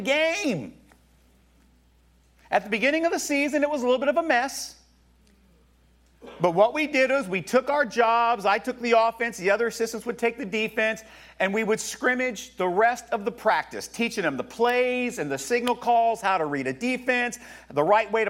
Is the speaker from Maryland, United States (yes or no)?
no; Tampa, Florida, United States; Tampa, my hometown